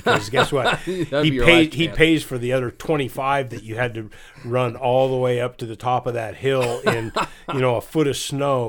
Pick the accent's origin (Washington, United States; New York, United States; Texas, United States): Washington, United States; Chelan; I grew up here in North Central Washington out of Chelan, and that was the same thing that I grew up doing.